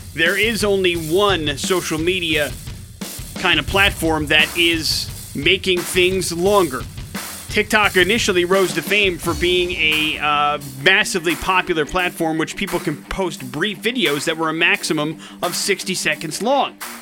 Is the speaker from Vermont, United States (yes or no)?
no; Wisconsin, United States; growing up in Wisconsin